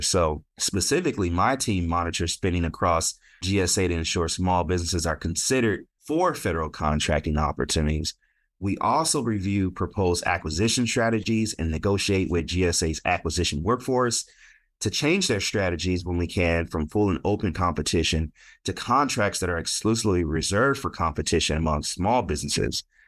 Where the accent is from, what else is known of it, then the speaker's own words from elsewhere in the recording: Stockton, California, United States; moved away; I grew up in Stockton, California, born and raised